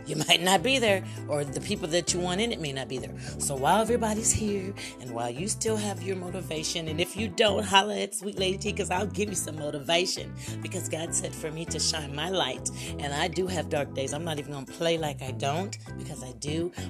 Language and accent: English; United States; I am a black American